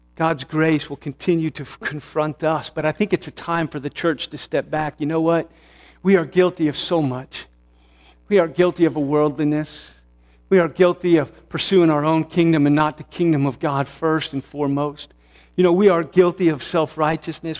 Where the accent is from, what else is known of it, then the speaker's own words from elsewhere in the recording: United States; who I am as an American, a red-blooded American